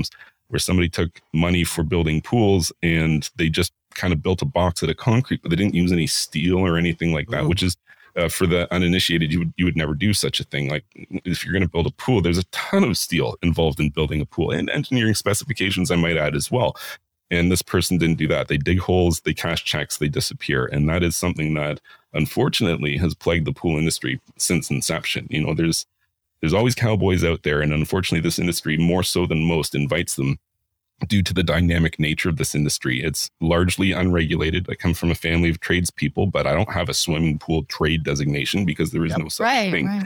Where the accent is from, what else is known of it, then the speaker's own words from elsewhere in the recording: Ontario, Canada; also born or lived in Vancouver / Whistler; I spent 15 years in Vancouver and Whistler. And then I'm from Ontario, and I've spent quite a bit of time working on pools here